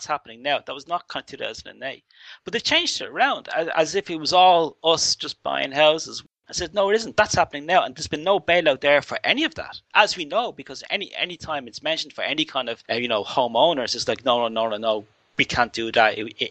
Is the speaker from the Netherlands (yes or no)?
no; Ireland; this is where it gets almost embarrassing about being Irish